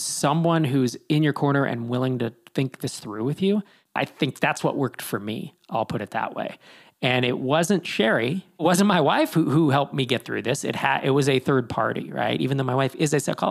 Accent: East Bay area, California, United States; I grew up in the East Bay area

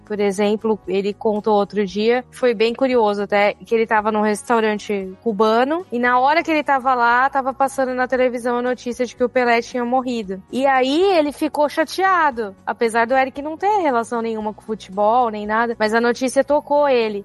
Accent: Brazil; now in United States; ser brasileira

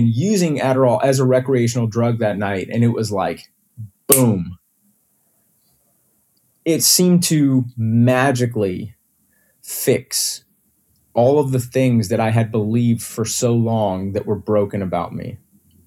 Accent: Houston, Texas, United States; also born or lived in Austin; we moved to Austin from Houston right before I started high school

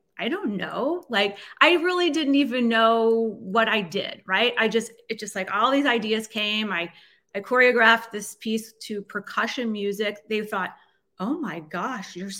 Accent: North Shore of Chicago, Illinois, United States; I grew up on the North Shore of Chicago

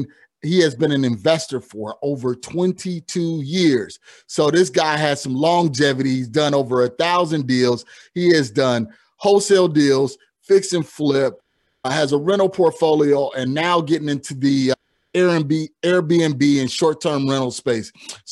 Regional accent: Chicago, Illinois, United States; we're actually both from Chicagoland, not knowing, but somehow we're rocking NYC today. And it wasn't planned, believe me. So being from the Midwest and transitioning here to the Southwest

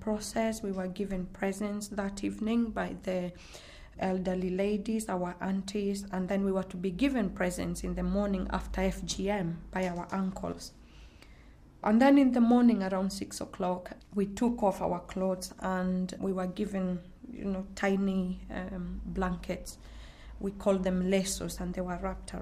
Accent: Kenya; now in United Kingdom; I'm originally from Kenya, from a community called the Maasai

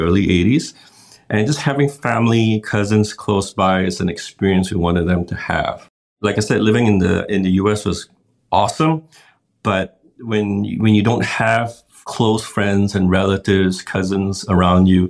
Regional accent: Malaysia; moved away as an adult; also born or lived in Seattle, United States; now in Singapore; We're both born and raised in Malaysia, and we've lived in the Seattle area in the United States for the last 20 odd years

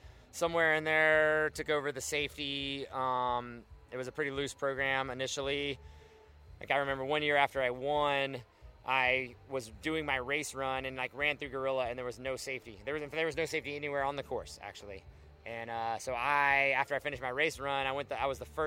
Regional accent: Alabama, United States; also born or lived in Brevard, North Carolina; now in Glenwood Springs, United States; I grew up in Alabama

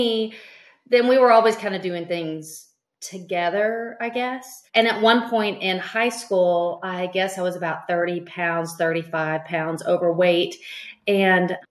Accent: East Texas, United States; now in Tomball, United States; I grew up in East Texas and beauty was paramount.

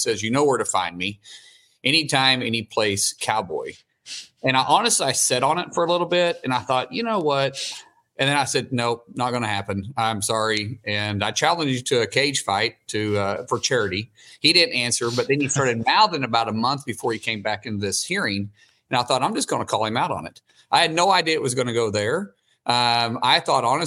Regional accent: Oklahoma, United States; I'm a guy from Oklahoma

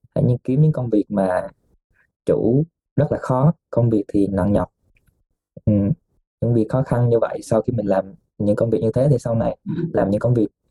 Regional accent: Vietnam; also born or lived in Nagasaki, Japan; now in Japan; người Việt của mình

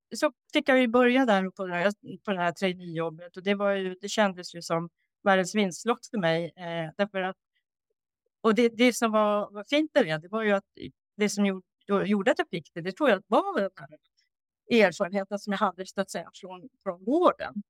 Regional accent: Norrbotten County, Sweden; moved away as an adult; also born or lived in Uppsala / Stockholm; jag då flyttade från Norrbotten där jag är uppvuxen

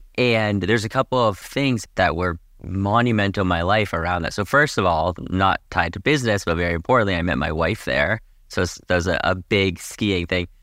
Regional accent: Boston, Massachusetts, United States; moved away as an adult; also born or lived in Boulder, Colorado; now in Southern California, United States; I grew up in Boston, and I come from a big skiing family.

